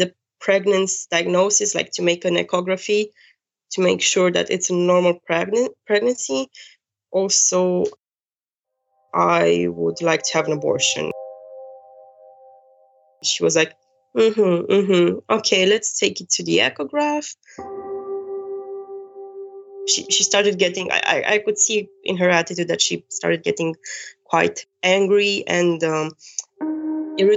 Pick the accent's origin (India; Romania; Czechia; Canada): Romania; born or raised there; moved away as an adult; now in Germany